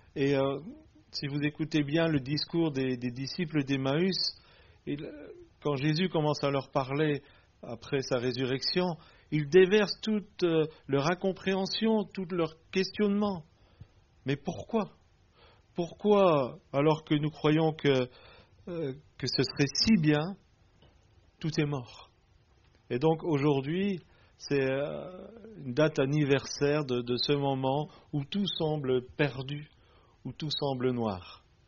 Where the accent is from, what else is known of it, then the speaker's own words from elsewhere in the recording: Belgium; Nous venons de Belgique, mais nous sommes un couple franco-belge.